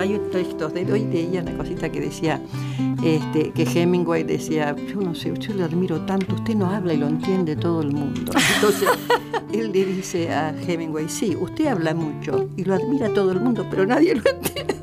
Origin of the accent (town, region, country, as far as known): Villa Ballester, Buenos Aires Province, Argentina; moved away